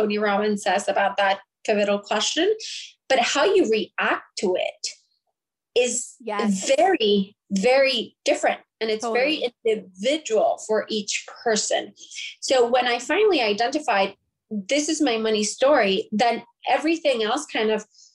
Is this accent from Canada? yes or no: no; Puerto Rico; I'm from Puerto Rico